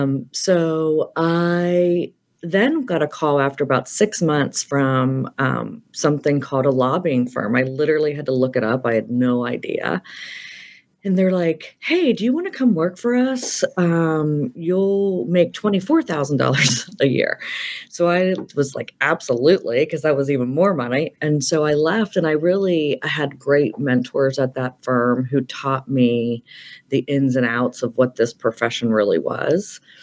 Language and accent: English; Pennsylvania, United States; So I'm actually from the Penn State area kind of originally